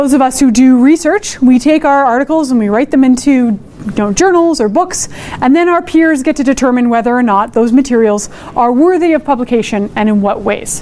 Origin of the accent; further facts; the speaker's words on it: Edmonton, Alberta, Canada; I'm from Edmonton, Amiskuchiwas, Kahikan, and I am Métis.